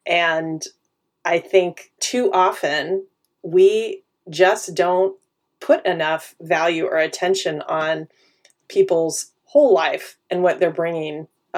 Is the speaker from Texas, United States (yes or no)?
no; Wichita, Kansas, United States; born there; also born or lived in Madrid, Spain; now in Silicon Valley, United States; I was born in Wichita, Kansas. That grounds us in my origin, right? Which is Middle America, Midwest, all of its politeness and a pace of life that is very different from where I live now, which is Silicon Valley, California.